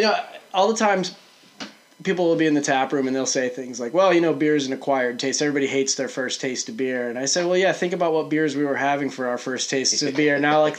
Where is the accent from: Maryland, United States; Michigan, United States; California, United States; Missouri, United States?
Missouri, United States; St. Louis; now in Maine, United States; I grew up in St. Louis, and there's a pretty big brewery there